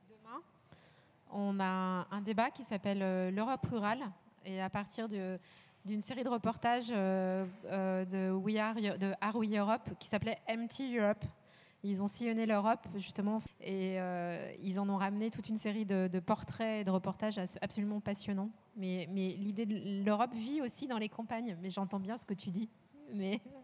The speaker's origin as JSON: {"language": "French", "country": "France", "said": "on est français"}